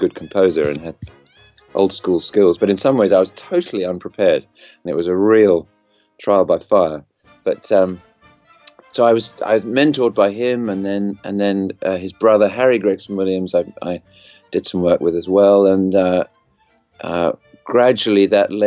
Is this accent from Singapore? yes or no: no; United Kingdom; moved away; I grew up in the UK, as you can tell from my accent